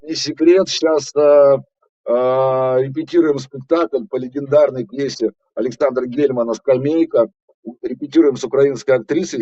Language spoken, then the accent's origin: Russian; Russia; я русский артист